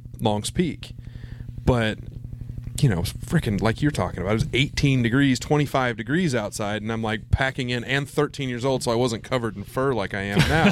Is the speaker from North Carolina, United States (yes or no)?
no; Springfield, Missouri, United States; I grew up in Springfield proper